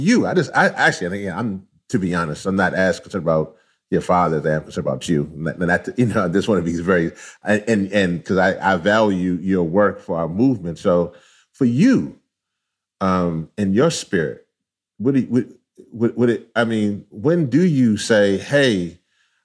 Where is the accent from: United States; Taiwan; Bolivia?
United States; Louisiana; I was born in Louisiana. But both my parents are actually from Trinidad.